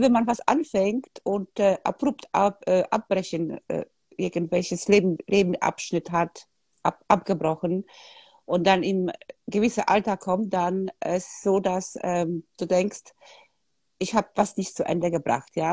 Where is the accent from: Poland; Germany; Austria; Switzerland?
Poland; moved away; ich bin in Polen aufgewachsen, damals war Kommunismus